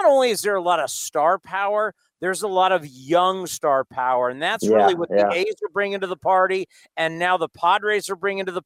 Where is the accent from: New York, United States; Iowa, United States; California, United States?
California, United States; San Diego; I'm from San Diego